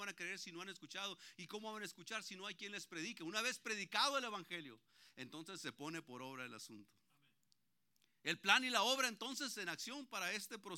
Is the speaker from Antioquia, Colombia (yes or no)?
yes; Antioquia, Colombia; Ahí donde yo vivo ya somos puros paisas. Ahí ya, somos casi todos ya estamos tomando terreno ahí.